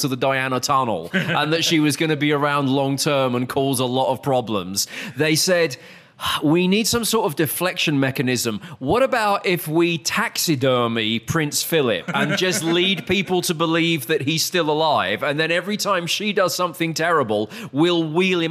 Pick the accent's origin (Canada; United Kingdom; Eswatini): United Kingdom; moved away as an adult; now in Dallas, United States; I'm a Brit living in America